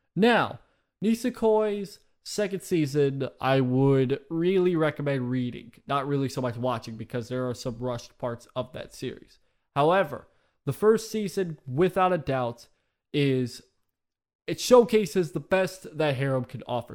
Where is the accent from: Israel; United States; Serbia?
United States; I've lived in America for all my fucking life